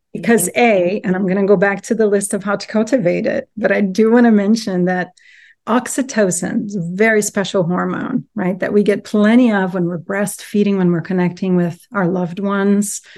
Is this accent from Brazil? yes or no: yes; Brazil; moved away as an adult; now in United States; I grew up in Brazil, and then I moved to the U S when I was nineteen